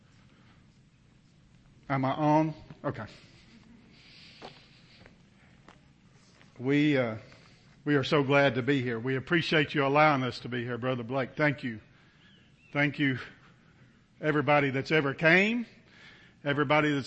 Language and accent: English; Kentucky, United States; I'm from Kentucky